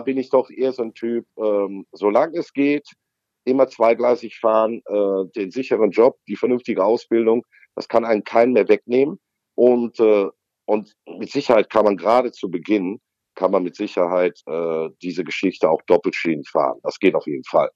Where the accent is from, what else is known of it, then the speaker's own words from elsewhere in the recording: North Rhine-Westphalia, Germany; bei uns in Nordrhein-Westfalen